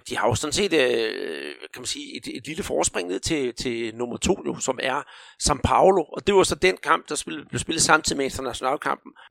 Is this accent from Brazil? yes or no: yes; Rio de Janeiro, Brazil; now in Denmark; Da jeg som barn hyggede mig på Huabadana i Rio